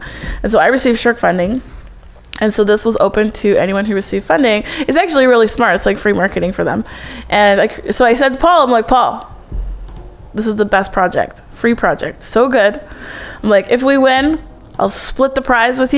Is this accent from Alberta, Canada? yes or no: yes; Alberta, Canada; we grew up in Canada, right? We both grew up and went to school in Alberta